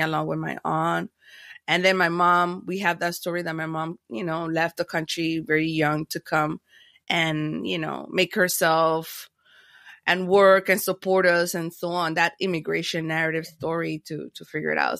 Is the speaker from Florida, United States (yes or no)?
yes; Miami, Florida, United States; also born or lived in Panama; I was born in Panama, but, uh, then I, I landed in Miami. Miami is my hometown